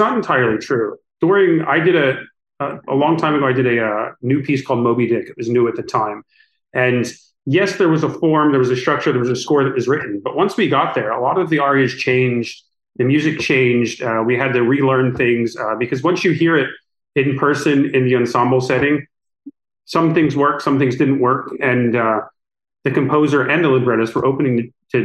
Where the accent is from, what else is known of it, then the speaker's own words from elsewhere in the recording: United States; I wasn't comfortable as an American musician with languages. I come from a family that speaks one language